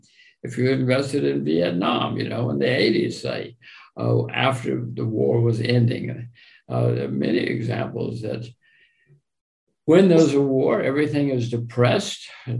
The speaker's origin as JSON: {"language": "English", "country": "United States", "said": "I'm an American."}